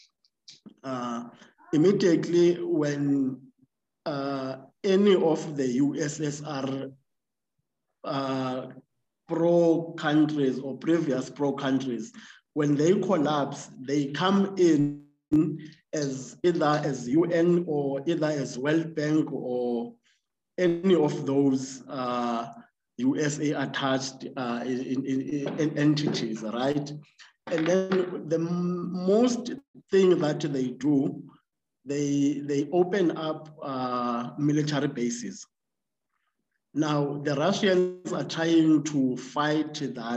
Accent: Sterkspruit, Eastern Cape, South Africa; I am from Sterkspruit in the Eastern Cape.

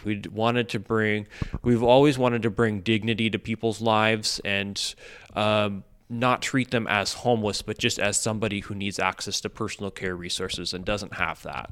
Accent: Midwest, United States; now in Los Angeles, United States; I grew up in the Midwest, and in a very suburban environment.

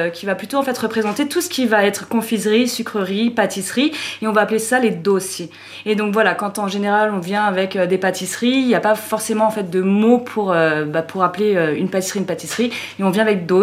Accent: Rio de Janeiro, Brazil; Alors moi, je suis, de Rio, j'ai habité beaucoup en fait à Rio

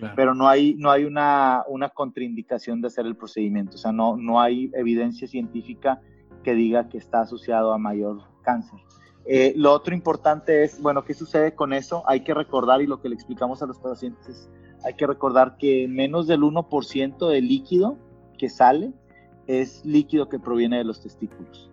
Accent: Monterrey, Nuevo León, Mexico; moved away as an adult; also born or lived in Mexico City / Canada; siendo regio

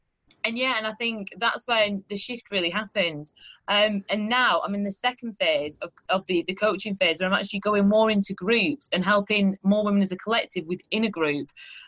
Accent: Burnley, North West England, United Kingdom; now in Sheffield, United Kingdom; At Burnley.

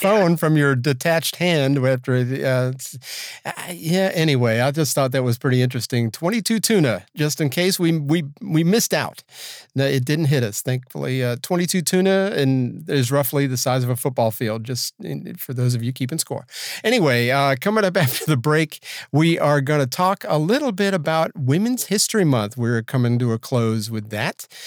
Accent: Georgia, United States; Georgia, my home state

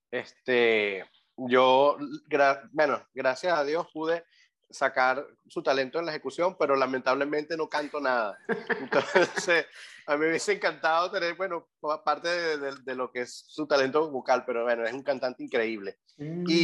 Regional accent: Puerto Ordaz, Bolívar, Venezuela; yo soy de Puerto Ordaz, sí.

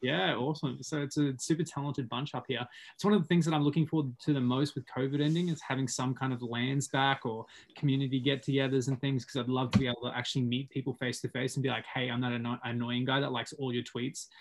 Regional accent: Sunshine Coast, Queensland, Australia; moved away as an adult; also born or lived in Whistler, Canada; now in Canada; I, am obviously from Australia. I'm from the Sunshine Coast.

